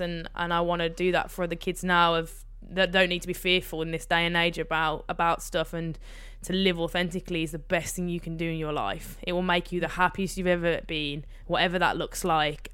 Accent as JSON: {"language": "English", "town": "Birmingham", "region": "West Midlands", "country": "United Kingdom", "tie": "born or raised there", "said": "I grew up in Birmingham, on the outskirts of Birmingham"}